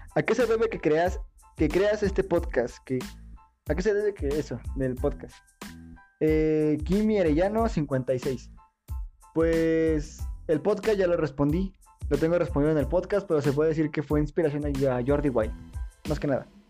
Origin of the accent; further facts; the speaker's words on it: Querétaro, Mexico; yo soy de Querétaro